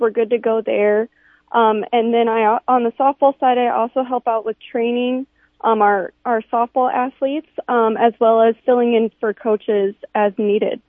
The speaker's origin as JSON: {"language": "English", "town": "Sioux Falls", "region": "South Dakota", "country": "United States", "said": "I'm I'm from Sioux Falls. I went to Harrisburg."}